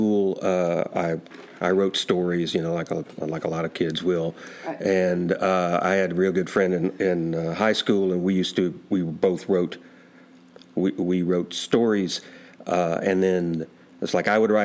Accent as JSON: {"language": "English", "region": "South Arkansas", "country": "United States", "moved": "yes", "said": "I'm originally from South Arkansas"}